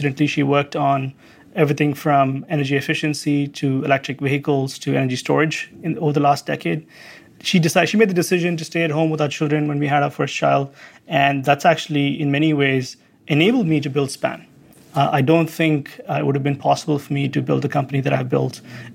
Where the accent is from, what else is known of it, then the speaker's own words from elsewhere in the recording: India; also born or lived in Santa Cruz; now in United States; part of being an Indian American